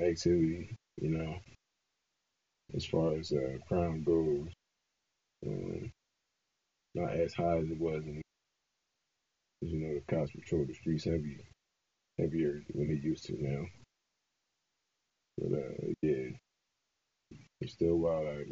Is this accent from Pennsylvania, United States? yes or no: yes; Philadelphia, Pennsylvania, United States; I'm from West Philly. I was born and raised in West Philly. Damn near all my life